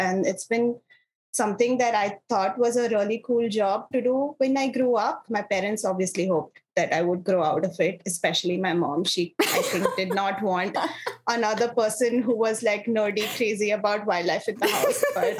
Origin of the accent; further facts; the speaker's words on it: Dehradun, Uttarakhand, India; also born or lived in Gujarat; I grew up in northern India in a small town called Dehradun, which is not so small anymore. But I actually am originally from a western Indian state of Gujarat.